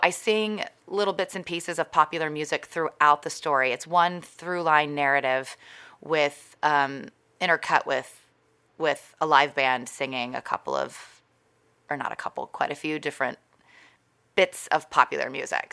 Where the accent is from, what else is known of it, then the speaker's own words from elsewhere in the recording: Texas, United States; moved away; also born or lived in California / New York; my hometown is in Texas